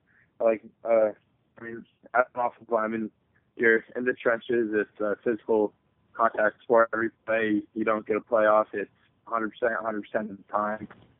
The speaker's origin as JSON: {"language": "English", "region": "Oregon", "country": "United States", "tie": "born there", "said": "So my family's been, like I said, I was born in Oregon."}